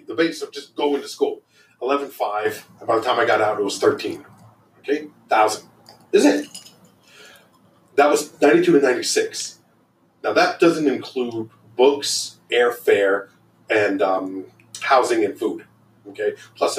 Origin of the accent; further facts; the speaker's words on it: Phoenix, Arizona, United States; moved away as an adult; also born or lived in Evanston, Illinois; I'm from Phoenix.